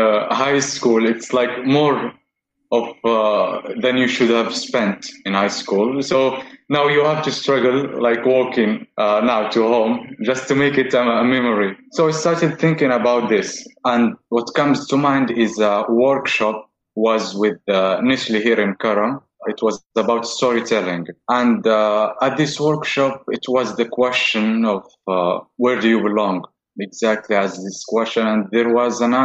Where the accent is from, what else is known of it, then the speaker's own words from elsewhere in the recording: Yemen; also born or lived in Morocco / Turkey; now in Istanbul, Turkey; I'm from Yemen. I moved to Morocco, then I came to Turkey.